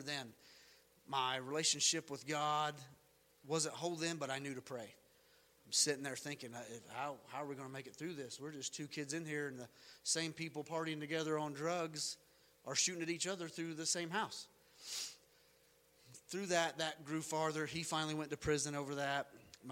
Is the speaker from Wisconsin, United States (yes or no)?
no; North Carolina, United States; We lived in North Carolina